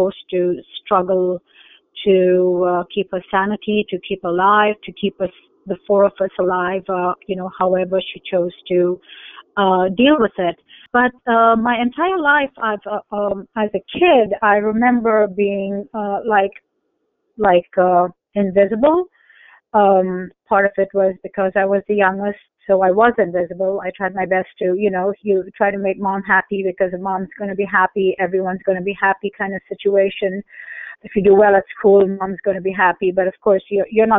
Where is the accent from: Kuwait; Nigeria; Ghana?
Kuwait; I was born in Kuwait, so it was a Muslim country